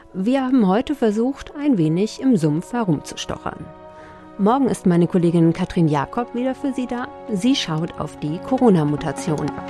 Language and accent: German; Hesse, Germany; verstehe ich als äh, Hessin